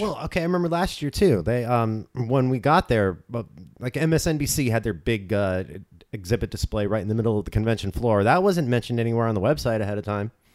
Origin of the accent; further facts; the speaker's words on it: Orange County, California, United States; grew up in Orange County